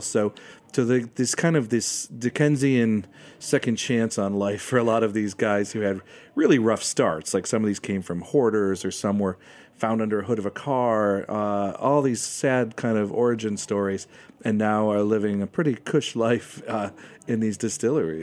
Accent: United States; I'm American

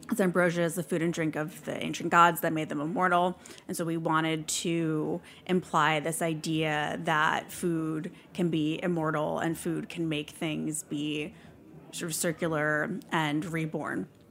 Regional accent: New York City, New York, United States; I'm from New York, and I grew up near what used to be the biggest landfill in the world that was New York's primary landfill

